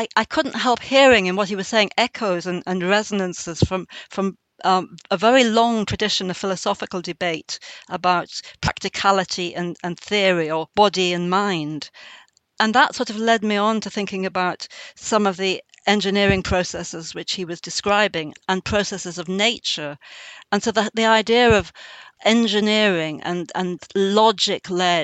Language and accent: English; Northumberland, North East England, United Kingdom; I'm a poet from Northumberland